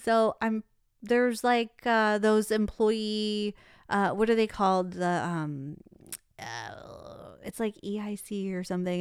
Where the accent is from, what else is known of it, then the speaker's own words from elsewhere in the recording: Detroit, Michigan, United States; now in Phoenix, United States; I'm from Detroit.